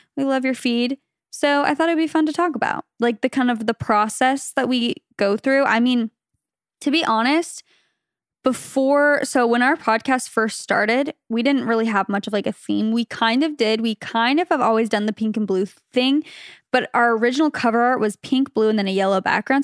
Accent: Phoenix, Arizona, United States; moved away as an adult; now in California, United States; we're from Phoenix, Arizona, originally. We met in high school

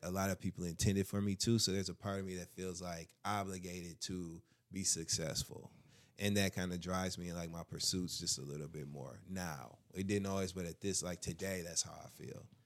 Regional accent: Michigan, United States; Midwest. I'm from Michigan

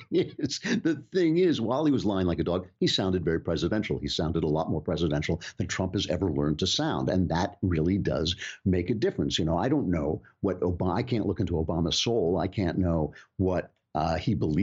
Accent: United States; As an American

